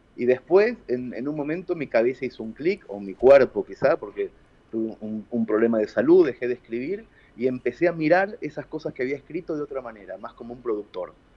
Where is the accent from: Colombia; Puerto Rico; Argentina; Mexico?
Argentina; Mercedes; la ciudad de Mercedes, que es mi ciudad natal